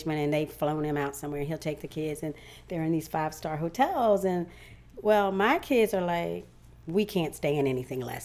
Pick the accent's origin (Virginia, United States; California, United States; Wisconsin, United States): Virginia, United States; Ashland; I grew up on Jamestown Road, just outside of Ashland, Virginia